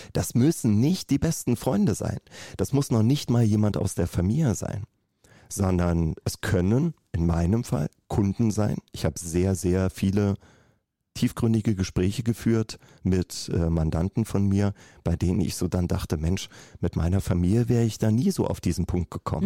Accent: Berlin, Germany; ich komme aus Berlin

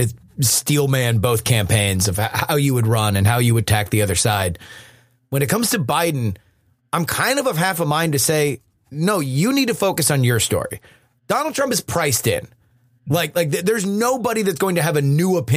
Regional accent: South Florida, United States; I'm from South Florida

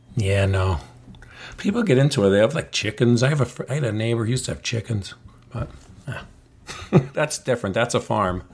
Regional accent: United States

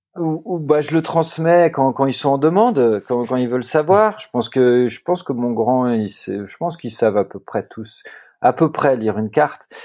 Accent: Netherlands; Mes, deux parents sont néerlandais. Moi, je suis néerlandais aussi

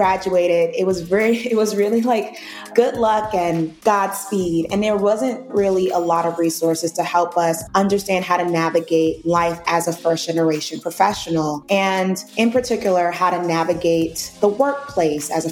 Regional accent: New York City, New York, United States; I grew up in the projects of Brooklyn, New York.

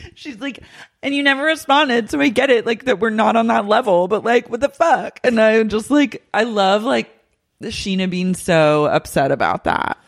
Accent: Oklahoma, United States; moved away; I grew up in Oklahoma

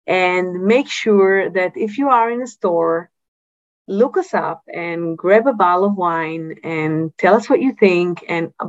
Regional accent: Yatir, Southern District, Israel; I come from Yatir, right? From the area where we make only high-end wines

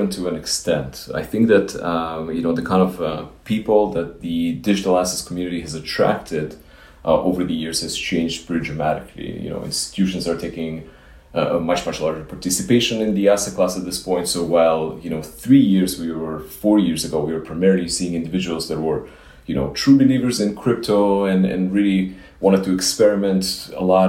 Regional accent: Israel; also born or lived in Ukraine; now in United States; I grew up in Israel

